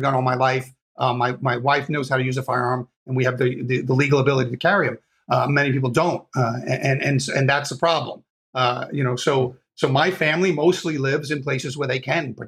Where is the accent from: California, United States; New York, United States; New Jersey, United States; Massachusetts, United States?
New York, United States; I grew up in New York